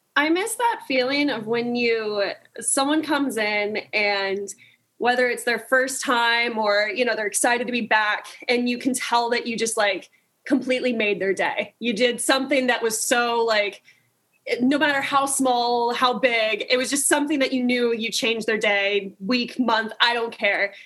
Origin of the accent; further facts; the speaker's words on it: California, United States; growing up in California